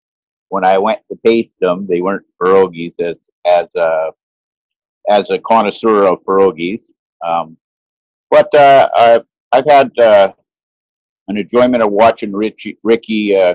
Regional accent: Vancouver, British Columbia, Canada; I'm from Vancouver, Canada.

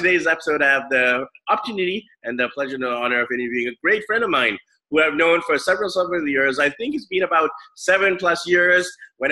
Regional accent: Vancouver, British Columbia, Canada; growing up in Vancouver

